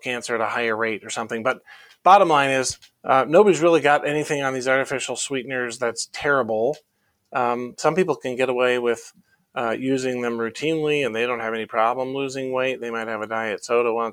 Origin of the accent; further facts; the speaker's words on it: Iowa, United States; I grew up in Iowa